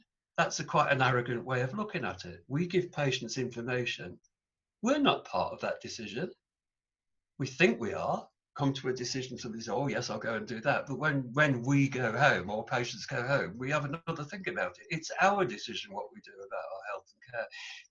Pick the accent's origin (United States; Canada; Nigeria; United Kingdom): United Kingdom; England; in England, English people are really funny, in my opinion, although I'm English